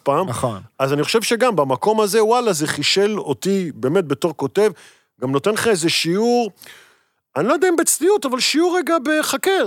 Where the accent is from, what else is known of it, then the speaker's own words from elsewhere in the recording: Netanya, Central District, Israel; moved away as an adult; now in Tel Aviv, Israel; בתור ילד גדלתי בנתניה